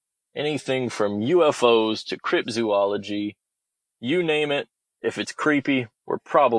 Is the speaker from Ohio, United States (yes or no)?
yes; Ohio, United States; We are originally from Ohio, but we have since moved just about everywhere in the country, it seems.